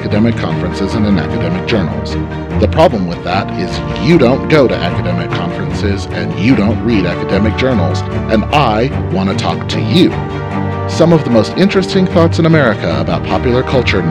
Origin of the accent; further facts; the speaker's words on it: New Orleans, Louisiana, United States; I was born in New Orleans